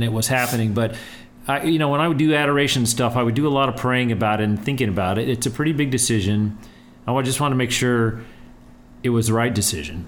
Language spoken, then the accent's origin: English; El Paso, Texas, United States; growing up in El Paso, and we just kind of bonded in the way that El Pasoans